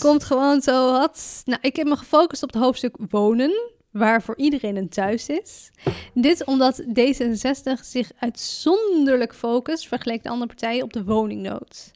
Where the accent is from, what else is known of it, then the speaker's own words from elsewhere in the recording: Amsterdam, North Holland, Netherlands; ik ben een geboren Amsterdammer